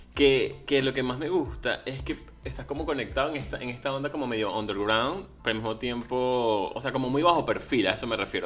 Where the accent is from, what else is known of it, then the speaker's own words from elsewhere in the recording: Venezuela; moved away; Soy venezolano, emigrante